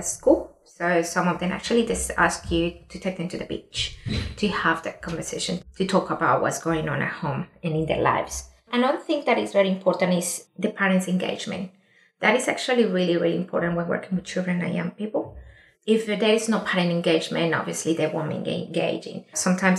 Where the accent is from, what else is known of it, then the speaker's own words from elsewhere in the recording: Colombia; now in Australia; I'm an Indigenous woman from Colombia